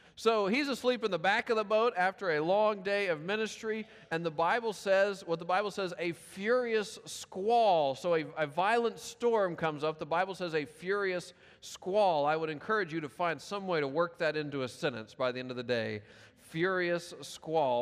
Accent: Memphis, Tennessee, United States; moved away; the poorest part of my hometown, Memphis, Tennessee

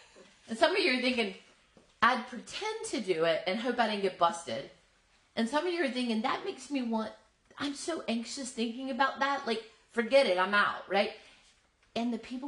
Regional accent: the South, United States; moved away; I grew up in the South.

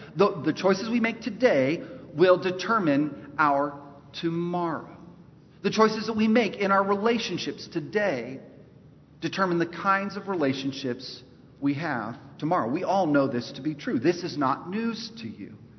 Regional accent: Los Angeles, California, United States; now in North Carolina, United States; we're both from East Los Angeles

